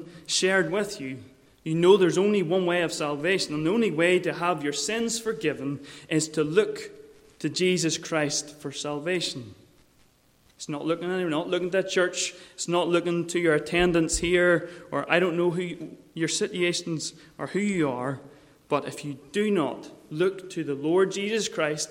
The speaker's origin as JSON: {"language": "English", "area": "Mourne area", "region": "Northern Ireland", "country": "United Kingdom", "tie": "born or raised there", "said": "I grew up in the Mourne area around the harbours"}